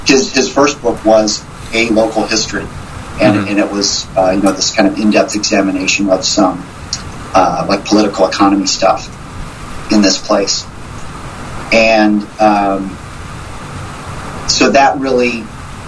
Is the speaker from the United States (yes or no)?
yes; Missouri, United States; moved away; I'm originally from Missouri